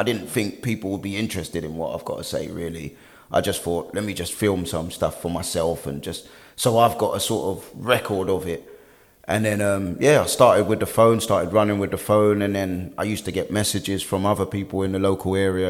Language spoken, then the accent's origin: English; London, United Kingdom; I'm born and raised in West London. I was born in Hammersmith Hospital.